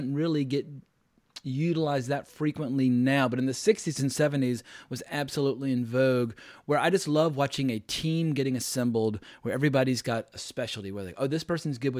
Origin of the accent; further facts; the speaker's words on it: the South, United States; I grew up in the South in the United States